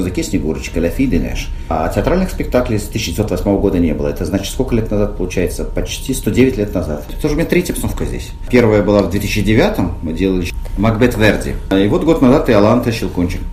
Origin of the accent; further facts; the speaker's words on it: Russia; я из России